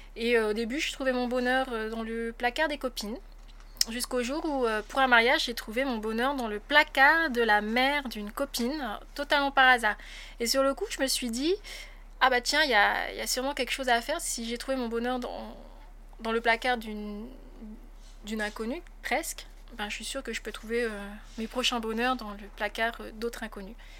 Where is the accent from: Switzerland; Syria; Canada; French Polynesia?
French Polynesia; also born or lived in France; j'ai passé euh, mon bac là-bas. Ensuite, j'ai intégré l'Université de Polynésie française